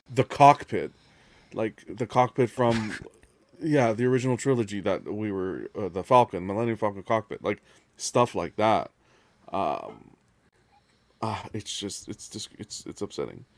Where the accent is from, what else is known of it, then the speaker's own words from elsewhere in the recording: Canada; we're Canadian. I'm Canadian